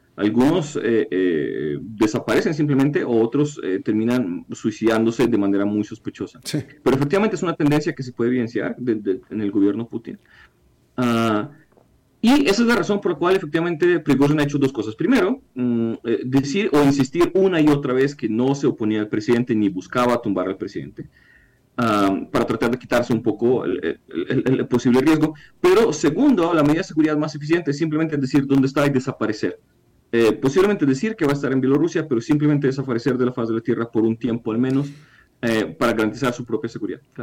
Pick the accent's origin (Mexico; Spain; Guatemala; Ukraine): Ukraine; siendo ucraniano